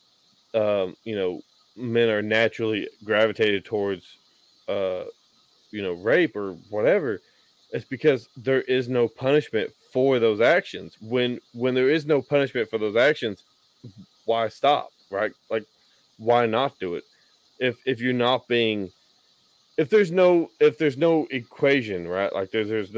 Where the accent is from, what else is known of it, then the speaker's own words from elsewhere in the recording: Tennessee, United States; my home state of Tennessee